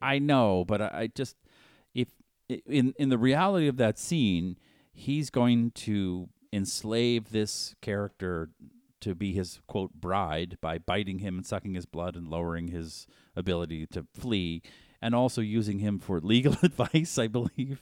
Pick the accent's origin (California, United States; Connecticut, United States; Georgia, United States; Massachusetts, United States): Massachusetts, United States; Boston; I grew up in Boston, and all we were taught in high school, in elementary through high school, was England bad.